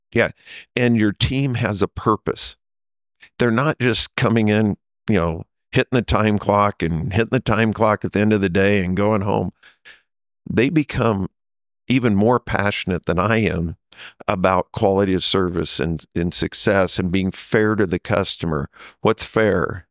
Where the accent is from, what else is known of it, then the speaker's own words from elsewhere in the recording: Nebraska, United States; moved away as an adult; also born or lived in Kansas City; I grew up in Nebraska